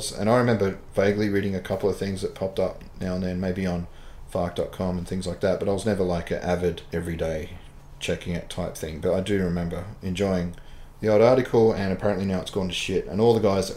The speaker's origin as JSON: {"language": "English", "country": "Australia", "said": "I'm Australian."}